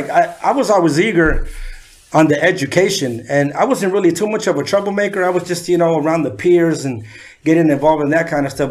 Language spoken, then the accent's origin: English; San Diego, California, United States; also born or lived in Mexico City, Mexico; I had two older brothers, and uh, we moved to Southeast San Diego to Sherman. Okay. And that's where I was raised.